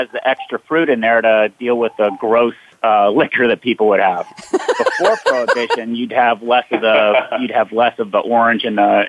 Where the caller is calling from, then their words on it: Leesburg, Virginia, United States; So I am joining everyone from Leesburg, Virginia. And Leesburg, Virginia is in the northern part of Virginia near Washington, D.C.